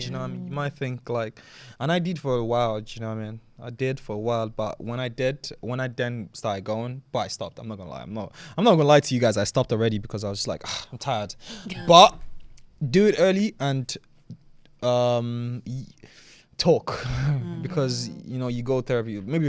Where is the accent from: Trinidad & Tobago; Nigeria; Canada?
Nigeria; yeah, I grew up in Nigeria, man.